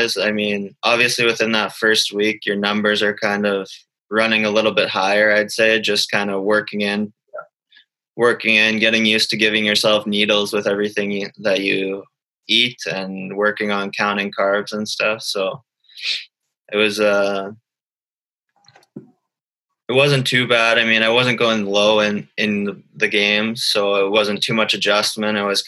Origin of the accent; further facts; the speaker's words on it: Calgary, Alberta, Canada; growing up in Calgary for most of my life